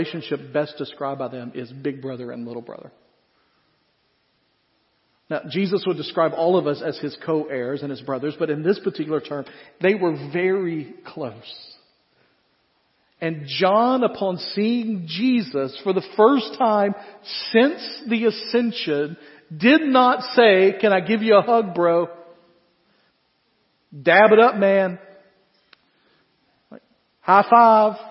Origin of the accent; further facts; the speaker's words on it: United States; as comfortable American Christians